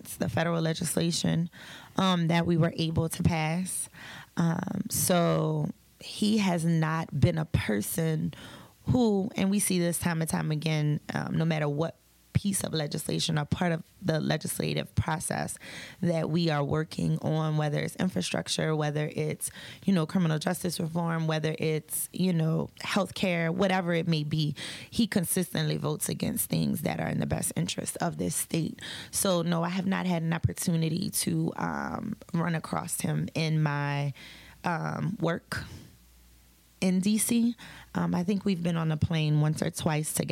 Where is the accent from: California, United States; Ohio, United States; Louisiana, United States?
Louisiana, United States; I am from Louisiana